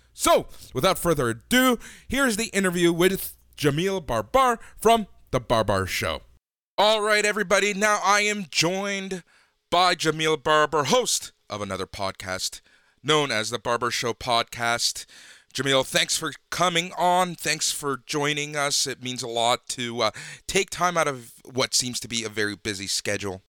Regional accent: Toronto, Ontario, Canada; also born or lived in Los Angeles, United States; I moved here when I was super

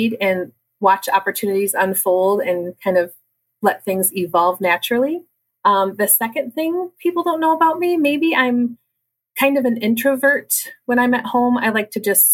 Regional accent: Cadillac, Michigan, United States; also born or lived in North Branch, Michigan; I actually was born and raised in Cadillac

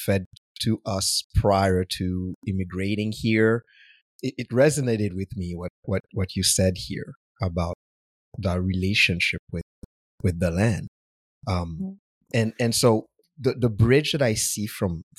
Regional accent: Haiti; also born or lived in Montreal, Canada; now in Vancouver, Canada; I'm from Haiti and I moved to Montreal

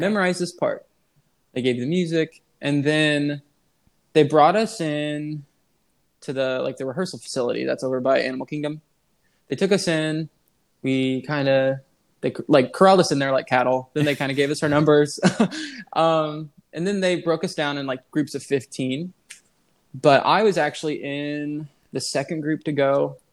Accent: Illinois, United States; I'm from Illinois

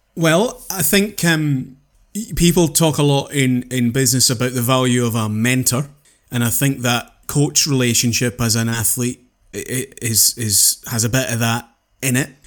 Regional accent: Houston, Scotland, United Kingdom; also born or lived in Penicuik, Scotland; when I was nine, We moved from Pennycook on the east coast of Scotland through to Renfrewshire, Houston, and Renfrewshire over on the west coast.

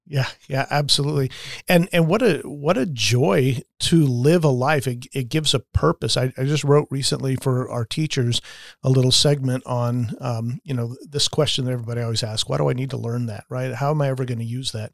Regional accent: United States

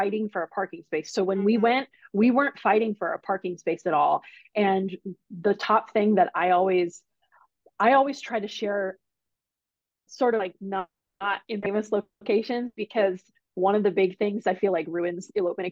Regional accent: United States; accent: American; My American accent

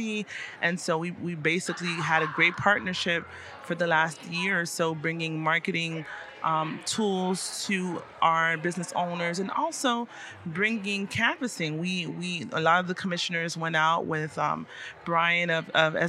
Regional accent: South Florida, United States; also born or lived in Paris, France; I was raised here in South Florida. I'm of Haitian descent, born in Paris, France

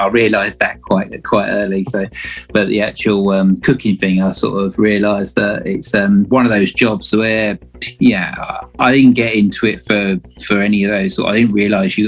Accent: Kent, South East England, United Kingdom; moved away; also born or lived in Padstow; I'm originally from Kent, so okay. On the southeast coast

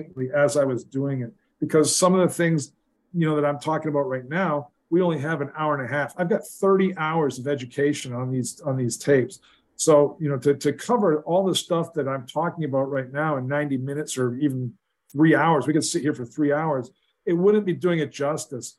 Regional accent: Brantford, Ontario, Canada; I'm actually from Brantford, Ontario, Canada.

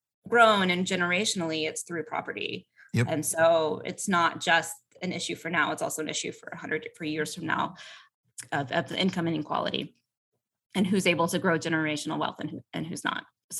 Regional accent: Atlanta, Georgia, United States; And, you know, I'm from Atlanta. It's the city of sprawl.

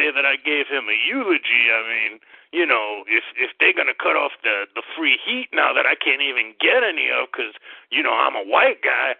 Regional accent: Oklahoma, United States; now in Idaho, United States; I was born and raised in Oklahoma, but I've been up here in Idaho.

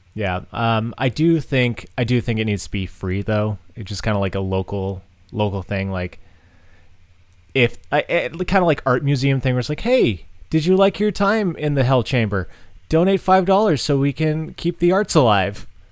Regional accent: Massachusetts, United States; moved away; I'm, I'm from Massachusetts.

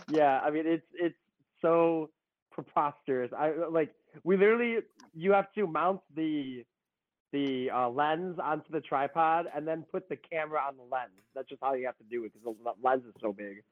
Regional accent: Chicago, Illinois, United States; I'm from Chicagoland area, and I lived about a half hour from from Great America

